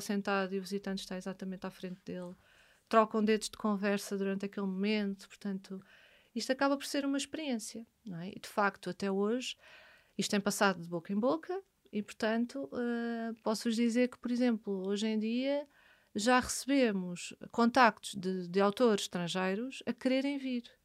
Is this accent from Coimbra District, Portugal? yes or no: no; Amadora, Lisbon, Portugal; nasci na Amadora e vivi na Amadora